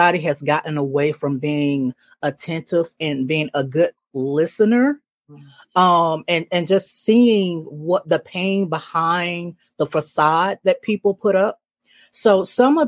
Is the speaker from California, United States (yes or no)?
no; Decatur, Georgia, United States; I'm born and raised in Decatur, Georgia